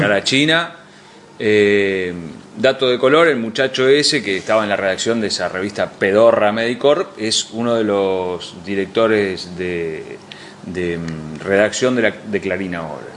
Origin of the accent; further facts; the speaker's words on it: Argentina; nosotros como argentinos